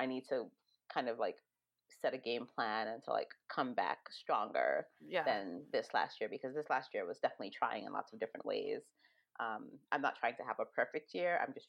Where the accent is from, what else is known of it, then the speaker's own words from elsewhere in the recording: Jamaica; born there; It kind of reminds me of home. I was born in Jamaica, but not raised there.